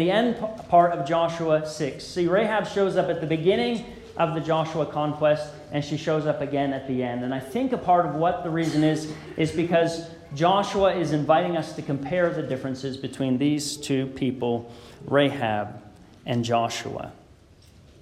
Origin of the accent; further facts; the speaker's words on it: Beamsville, Ontario, Canada; As a kid growing up in the Beamsville Church of Christ